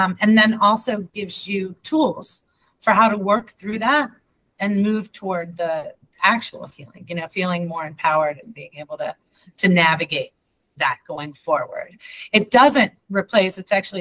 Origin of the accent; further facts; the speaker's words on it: United States; first language English; also born or lived in Hamilton, Ohio; I am that American. I only speak English